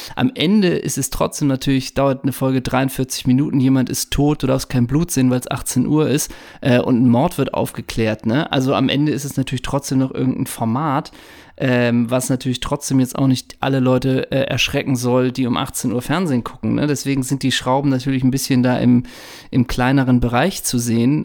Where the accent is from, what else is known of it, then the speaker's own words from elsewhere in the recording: Hamburg, Germany; ich komme ja aus dem Alstertal in Hamburg, aus Hamburgs Norden